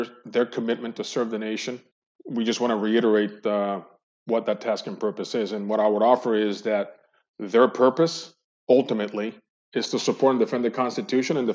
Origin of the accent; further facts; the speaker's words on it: Colombia; moved away as an adult; also born or lived in Cali / Medellin; now in United States; they returned back to their hometown, Colombia, and I grew up there, graduated high school